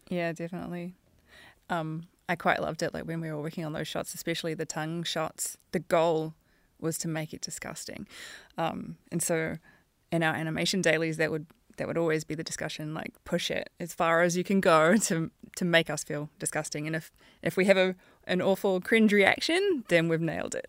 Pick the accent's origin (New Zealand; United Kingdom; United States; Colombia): New Zealand; a female Kiwi animation supervisor